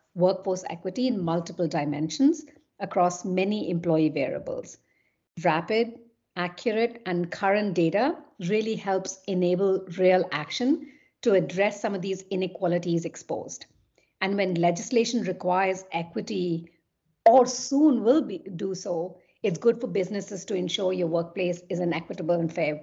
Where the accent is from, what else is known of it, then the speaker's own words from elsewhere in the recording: Kolkata, West Bengal, India; moved away as an adult; also born or lived in London / Paris / Munich / Vienna; I'm originally from Kolkata in India